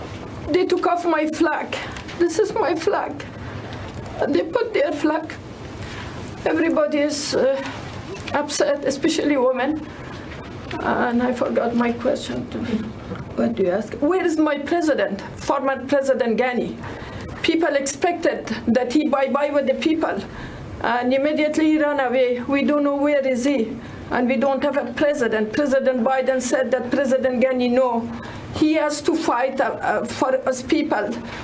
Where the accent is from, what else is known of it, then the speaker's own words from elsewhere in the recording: Afghanistan; As you know, I'm from Afghanistan